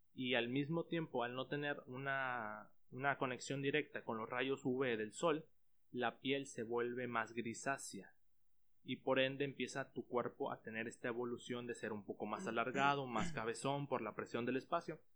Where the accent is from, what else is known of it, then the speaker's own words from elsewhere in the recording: Mexico; nosotros como mexicanos